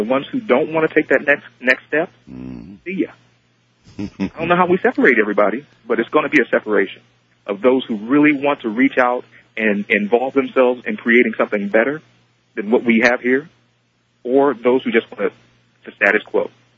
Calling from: Sacramento, California, United States; I'm calling from Sacramento.

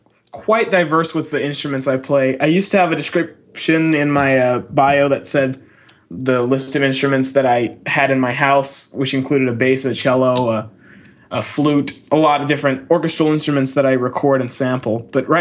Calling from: Oklahoma City, Oklahoma, United States; calling you from Oklahoma City.

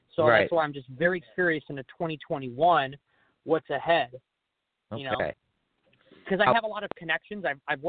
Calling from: California, United States; I'm from California.

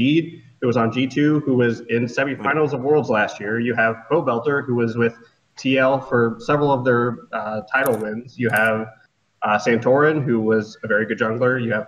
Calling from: Columbus, Ohio, United States; Columbus, Ohio.

